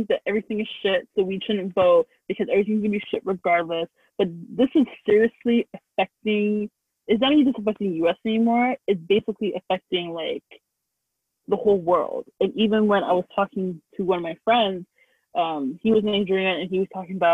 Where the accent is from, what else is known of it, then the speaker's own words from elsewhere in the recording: Canada; we're in North America and we're Canadian